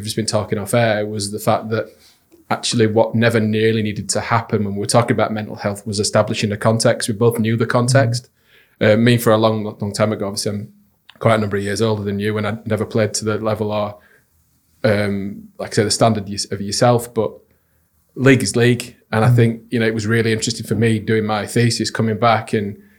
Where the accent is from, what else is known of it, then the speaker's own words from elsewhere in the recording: Wakefield, Yorkshire and the Humber, United Kingdom; growing up in Wakefield